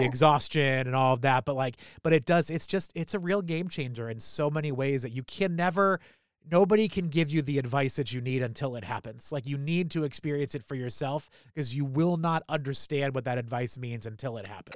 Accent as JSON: {"language": "English", "region": "New Hampshire", "country": "United States", "moved": "yes", "lives_now": "Baltimore, United States", "said": "I'm from New Hampshire"}